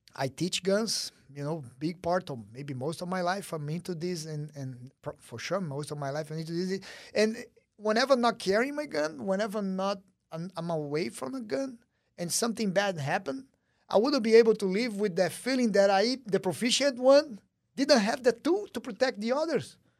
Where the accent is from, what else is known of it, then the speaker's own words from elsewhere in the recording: Brazil; moved away; growing up in Brazil